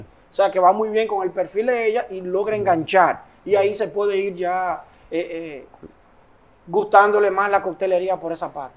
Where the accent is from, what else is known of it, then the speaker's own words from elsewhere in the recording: Dominican Republic; nosotros somos también embajadores del país, porque cada vez que salimos con nuestra bandera de República Dominicana